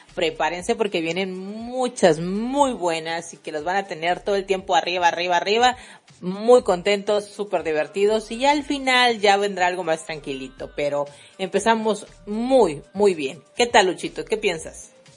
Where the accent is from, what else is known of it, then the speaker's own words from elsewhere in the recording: Mexico; accent: Mexican; Mexicana, por favor, modo mexicano activado